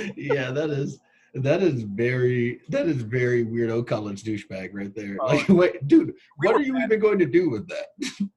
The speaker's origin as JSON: {"language": "English", "town": "Long Beach", "region": "California", "country": "United States", "tie": "born or raised there", "said": "I grew up in Long Beach."}